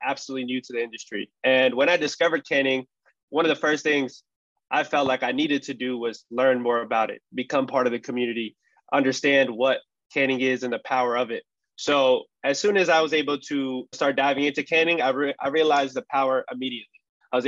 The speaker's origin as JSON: {"language": "English", "region": "Punjab", "country": "India", "said": "I'm from Punjab, which is Northern Indian"}